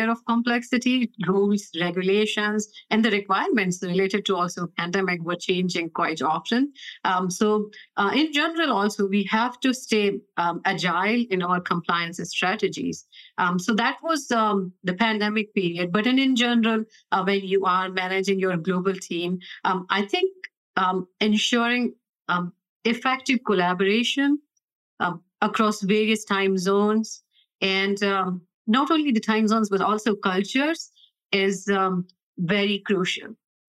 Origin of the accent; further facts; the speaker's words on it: Boston, Massachusetts, United States; now in Los Angeles, United States; I'm originally from Boston, and currently I live in LA near Kite headquarters